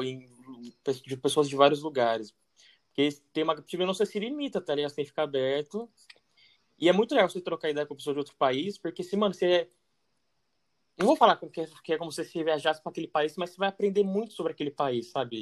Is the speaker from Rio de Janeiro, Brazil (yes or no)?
no; Itatiba, São Paulo, Brazil; moved away; also born or lived in France; a gente é de Tatiba ainda, que é bem tranquilo